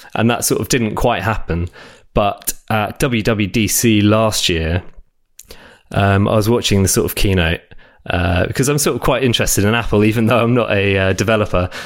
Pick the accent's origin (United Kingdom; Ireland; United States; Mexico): United Kingdom; South of England; also born or lived in France; now in London, United Kingdom; I grew up in uh, south of England